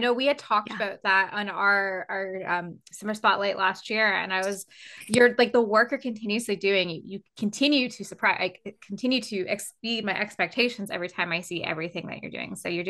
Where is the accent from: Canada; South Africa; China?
Canada; even though I'm Canadian and I'm 5 foot.